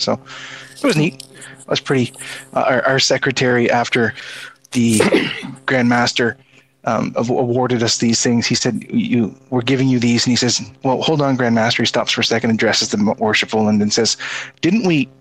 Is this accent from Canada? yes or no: yes; Prince Edward Island, Canada